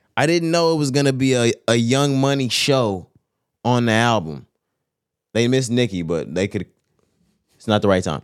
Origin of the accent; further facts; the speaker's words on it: Texas, United States; we're from Texas